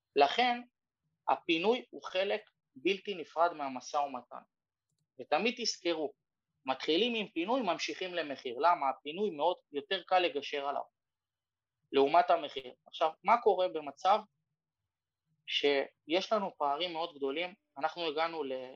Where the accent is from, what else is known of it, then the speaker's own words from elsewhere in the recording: Israel; אנחנו בתור ישראלים